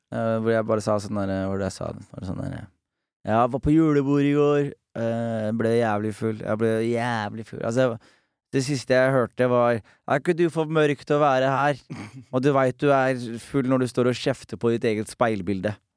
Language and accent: Norwegian; Norway; jeg er fra Norge